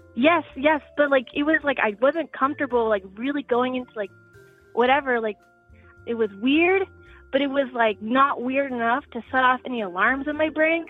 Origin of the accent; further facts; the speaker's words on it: Atlanta, Georgia, United States; moved away as an adult; now in Tokyo, Japan; I'm from Atlanta, and I'm so glad. But I'm studying abroad in Tokyo